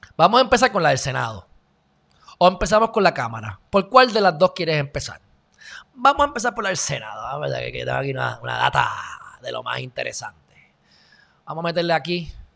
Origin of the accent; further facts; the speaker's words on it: Puerto Rico; los puertorriqueños somos unos indios